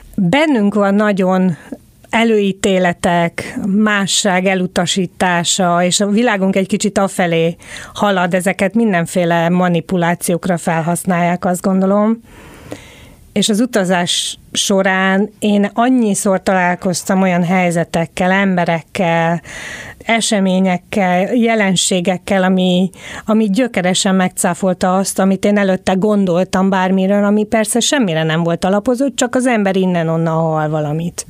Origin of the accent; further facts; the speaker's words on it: Szombathely, Vas, Hungary; Én a 70-es, 80-as években nőttem fel Magyarországon